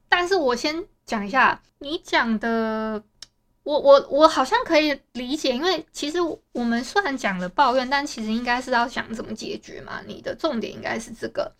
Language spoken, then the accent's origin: Chinese; Taiwan; accent: Taiwanese; 我自己觉得我的台湾口音算蛮重的啊